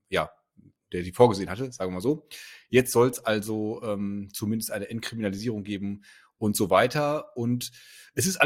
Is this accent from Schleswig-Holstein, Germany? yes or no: no; Berlin, Germany; Also wir als Berliner, wir kennen ja das, dass irgendwelche äh, illegalen Clubs oder Bars äh, einfach als Vereine erklärt werden